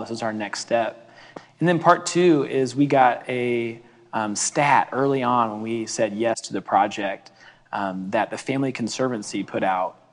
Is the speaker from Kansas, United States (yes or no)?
yes; Olathe, Kansas, United States; I grew up in the Wesleyan Church uh, in Olathe, Kansas